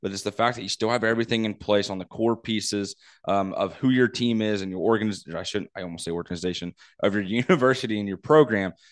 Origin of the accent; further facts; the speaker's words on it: Missouri, United States; I'm from Missouri. For those of you may not know, but I live right along the Missouri Kansas uh, state line borders.